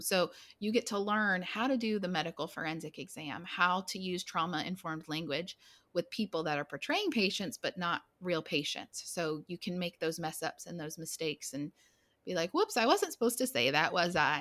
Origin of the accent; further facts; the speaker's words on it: Blacksburg, Virginia, United States; moved away as an adult; now in Texas, United States; I'm from Blacksburg, Virginia, so Virginia Tech Hokies, that's where I grew up.